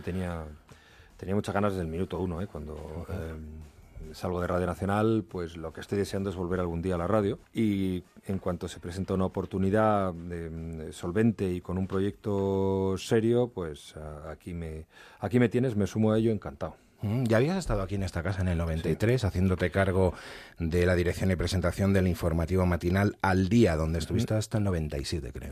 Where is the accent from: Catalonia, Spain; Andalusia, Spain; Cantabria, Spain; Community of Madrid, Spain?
Community of Madrid, Spain; Madrid; also born or lived in Asturias; yo nací en Madrid